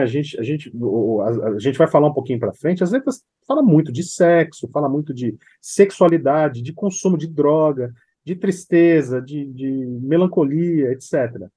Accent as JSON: {"language": "Portuguese", "region": "São Paulo", "country": "Brazil", "said": "Eu sou de São Paulo"}